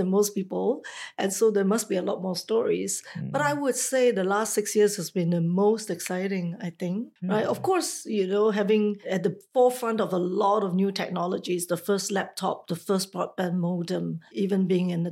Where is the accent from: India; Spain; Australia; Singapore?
Singapore; moved away as an adult; also born or lived in Taiwan; I am a Singaporean, but I left at a very, very early age, like 23 years old, to pursue a career outside of Singapore to work in Taiwan